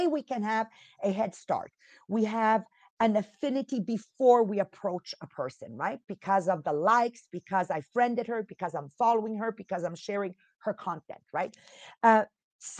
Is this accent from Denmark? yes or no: no; Italy; moved away; I'm from Italy. You're born there. I'm born in Italy.